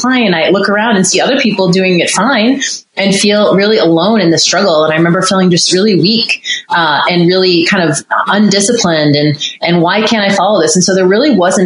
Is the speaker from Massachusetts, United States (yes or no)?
yes; Boston, Massachusetts, United States; moved away as an adult; also born or lived in North Carolina; I grew up in Boston and actually went to North Carolina for school